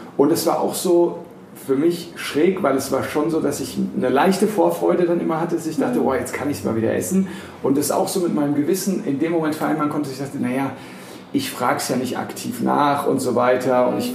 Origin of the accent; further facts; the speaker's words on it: Frankfurt am Main, Hesse, Germany; Ich bin ja in Frankfurt am Main geboren und aufgewachsen